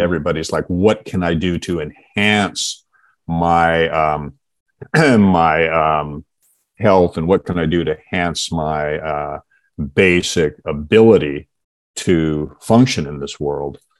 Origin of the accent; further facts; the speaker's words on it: Seattle, Washington, United States; I actually grew up in um, Seattle